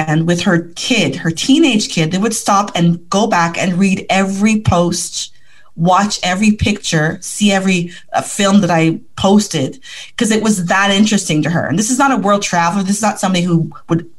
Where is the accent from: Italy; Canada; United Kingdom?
Canada; Ottawa, Ontario; I was born 4 kilometers from Parliament Hill